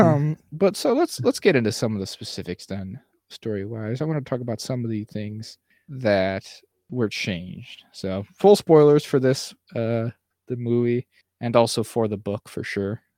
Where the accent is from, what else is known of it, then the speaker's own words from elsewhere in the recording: United States; as an American